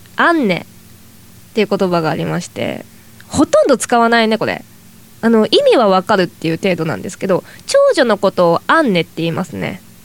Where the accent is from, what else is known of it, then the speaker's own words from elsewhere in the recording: Toyama, Japan; moved away; 私は富山県出身なんですけど